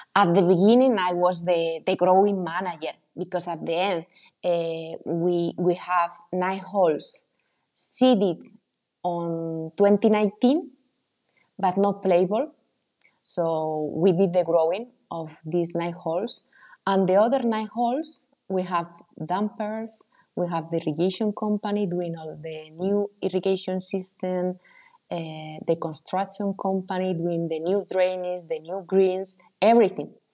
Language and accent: English; Spain; moved away as an adult; also born or lived in United States; now in Italy; I am coming from Spain.